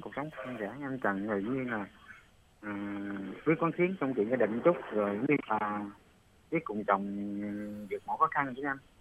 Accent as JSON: {"language": "Vietnamese", "region": "An Giang", "country": "Vietnam", "said": "anh đến từ An Giang"}